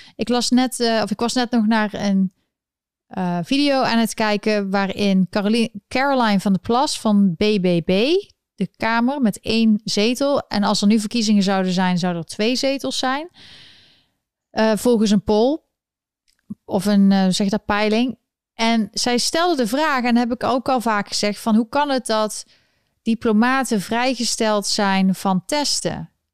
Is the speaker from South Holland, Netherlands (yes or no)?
no; Eindhoven, North Brabant, Netherlands; moved away as an adult; now in New York, United States; ik kom uit Eindhoven